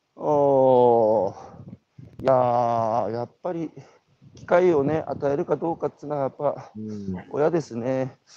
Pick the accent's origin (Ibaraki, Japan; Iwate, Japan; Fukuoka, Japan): Iwate, Japan; Hanamaki; 僕は岩手の花巻出身ですけど